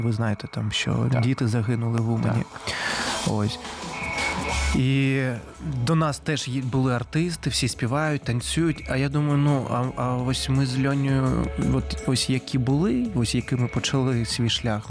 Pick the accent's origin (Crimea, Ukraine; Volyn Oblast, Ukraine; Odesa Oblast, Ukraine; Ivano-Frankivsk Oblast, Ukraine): Crimea, Ukraine; Simferopol; moved away; я сам із Сімферополя, це столиця Криму.